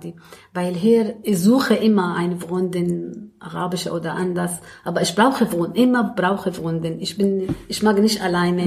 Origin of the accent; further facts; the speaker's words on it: Damascus, Damascus Governorate, Syria; German is a second language; moved away as an adult; now in Berlin, Germany; ich komme aus Syrien, aus Damaskus